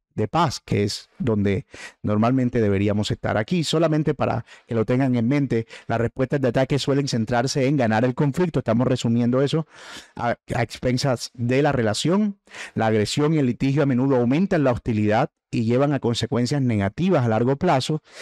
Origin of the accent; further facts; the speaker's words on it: Caribbean coast, Colombia; el término boletear, de que nosotros usamos en la costa